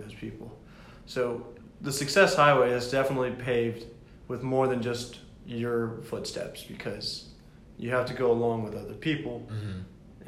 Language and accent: English; the South, United States; we're from the south